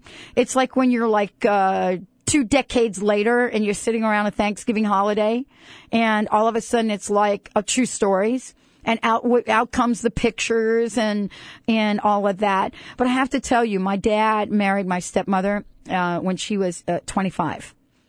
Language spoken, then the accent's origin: English; New York, United States; I grew up in New York.